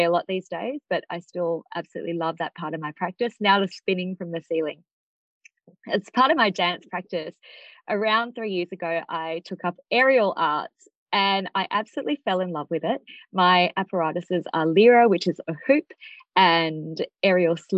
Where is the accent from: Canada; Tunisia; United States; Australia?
Australia; I grew up in Australia, really disconnected from Indian culture